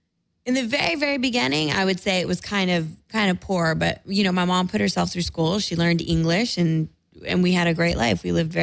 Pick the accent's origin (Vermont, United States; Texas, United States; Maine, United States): Texas, United States; San Antonio; also born or lived in California / northern Spain; Born in California, and then I was raised in Texas. We went to San Antonio when I was 6 months old.